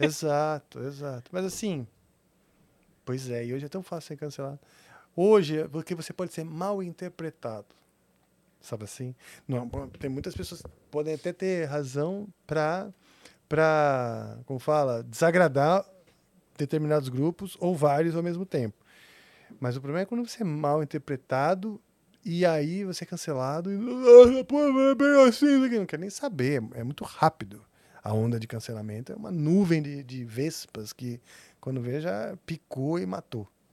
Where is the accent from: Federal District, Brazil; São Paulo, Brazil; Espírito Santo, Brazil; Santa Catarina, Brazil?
São Paulo, Brazil; also born or lived in Nebraska, United States; Cresci em São Paulo